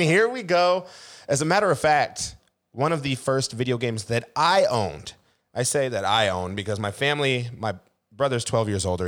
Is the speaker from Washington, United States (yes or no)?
yes; Seattle, Washington, United States; born and raised in Seattle